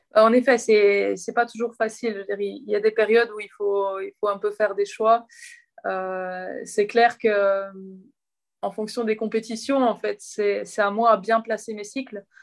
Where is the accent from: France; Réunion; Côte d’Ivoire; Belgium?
Belgium; je suis belge